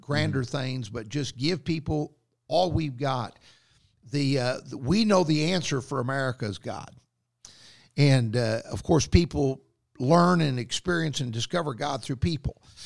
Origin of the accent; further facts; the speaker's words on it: Booneville, Kentucky, United States; moved away; my hometown there in Boonville, Kentucky